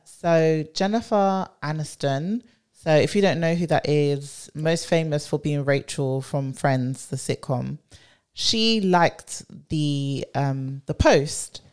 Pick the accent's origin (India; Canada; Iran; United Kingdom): United Kingdom; London; born and bred